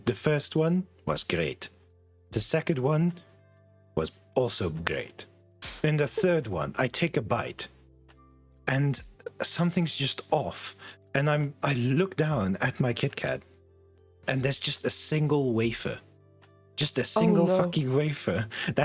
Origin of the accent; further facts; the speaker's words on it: South Africa; we're South African